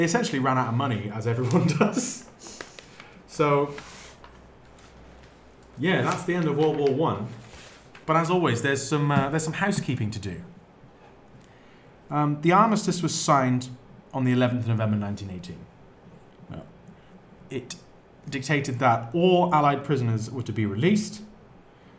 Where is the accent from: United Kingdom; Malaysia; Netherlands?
United Kingdom; England; I'm English